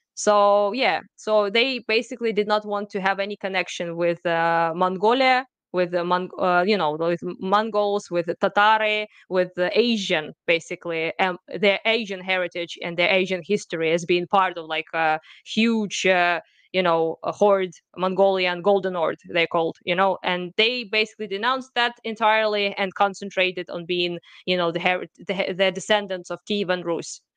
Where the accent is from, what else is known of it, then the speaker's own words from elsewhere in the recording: Kharkiv, Kharkiv Oblast, Ukraine; I was born in Ukraine, I was raised in Ukraine, it's my country, it's my people